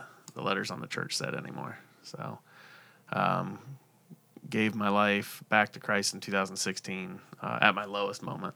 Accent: Central Ohio, United States; now in South Point, United States; I grew up in Central Ohio. I was an hour east of Columbus, so I've been in the Central Ohio area my whole life

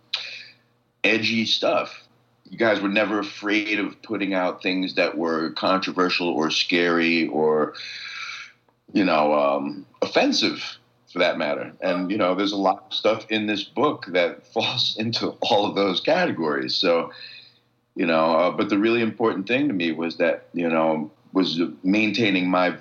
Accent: New York City, New York, United States; I grew up with on the Lower East Side

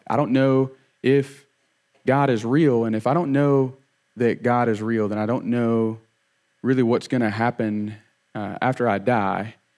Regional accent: Opp, Alabama, United States; I grew up in Op, uh, had two little brothers

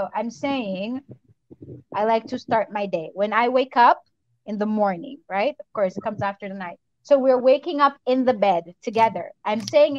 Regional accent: Jamaica; I'm Jamaican, so let me put that out there. First and foremost, I'm going to say it real loud. I am Jamaican

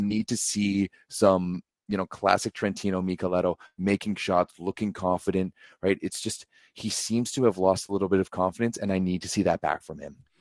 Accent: Canada; as a Canadian fan

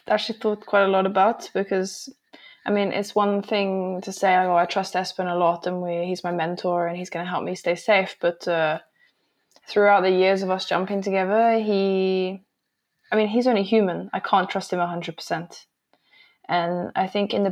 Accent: England, United Kingdom; moved away; I grew up in England

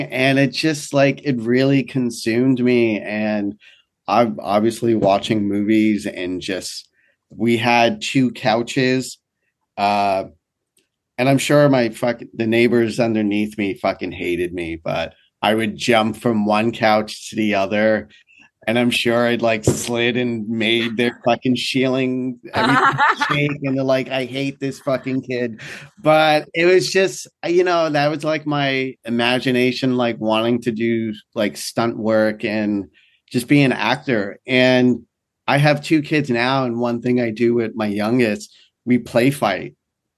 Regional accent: New York, United States; also born or lived in Miami, Florida; I'm from New York

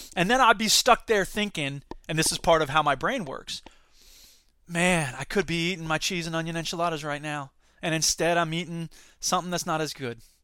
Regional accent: Gainesville, Florida, United States; moved away; also born or lived in Sarasota, Florida; I grew up in Gainesville, where that restaurant is

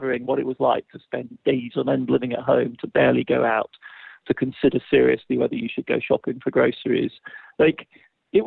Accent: England, United Kingdom; I'm English, you know, I'm English

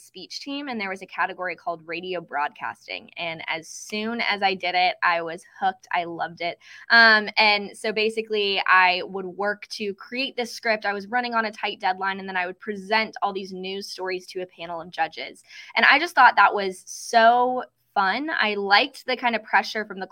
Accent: Lexington, Kentucky, United States; my hometown of Lexington, Kentucky

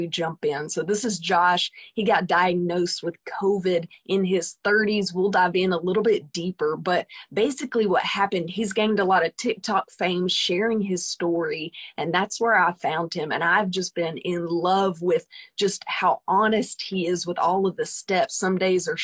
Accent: Arkansas, United States; I'm from Arkansas

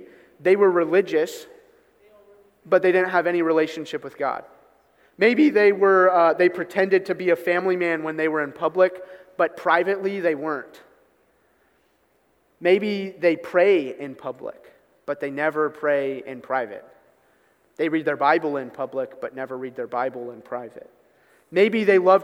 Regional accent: Newark, United States; I grew up in Newark, so if any of you are familiar with Newark, Nottingham Road is the road I grew up on

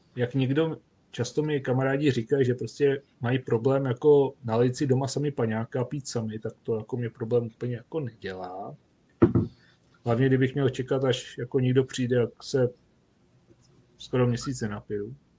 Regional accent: Duchcov, Ústí nad Labem Region, Czechia; u nás v Duchcově v Sokolovně

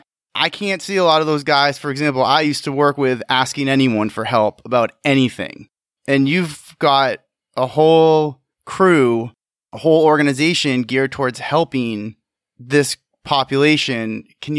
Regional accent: Maine, United States; moved away; I'm originally from Maine

